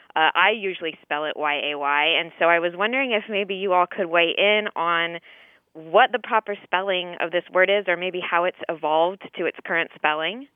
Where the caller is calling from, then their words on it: Indianapolis, Indiana, United States; I'm calling from Indianapolis, Indiana